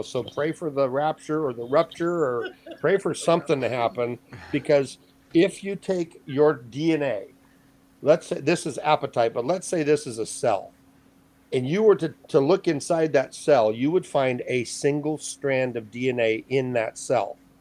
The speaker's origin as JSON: {"language": "English", "region": "Hawaii", "country": "United States", "tie": "born or raised there", "moved": "yes", "said": "I grew up in Hawaii for 40 years"}